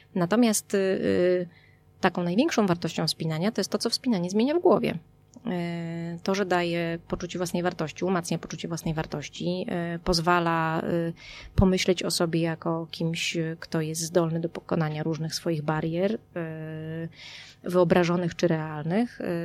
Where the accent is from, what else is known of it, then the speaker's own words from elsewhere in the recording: Warmian-Masurian Voivodeship, Poland; moved away; Ja jestem z Pojezierza. Mm, jestem z Warmii